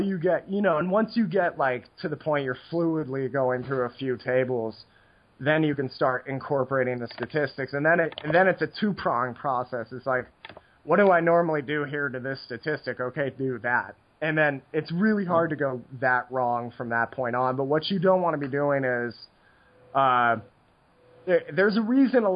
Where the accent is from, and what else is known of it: United States